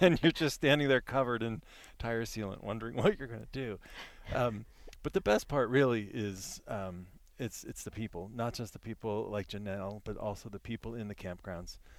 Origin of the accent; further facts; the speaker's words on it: Virginia, United States; I'm from Virginia